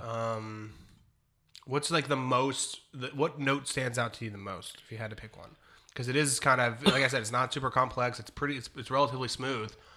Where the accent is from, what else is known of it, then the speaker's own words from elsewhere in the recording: Ohio, United States; I'm from Ohio